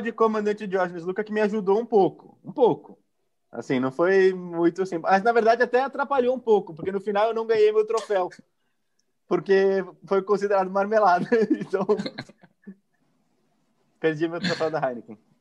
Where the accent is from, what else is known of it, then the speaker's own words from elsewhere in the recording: Brazil; como brasileiro